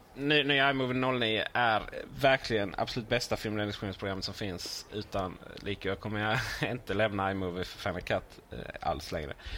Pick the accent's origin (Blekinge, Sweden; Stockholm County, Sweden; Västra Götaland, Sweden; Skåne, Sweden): Blekinge, Sweden; moved away; Hemma i Blekinge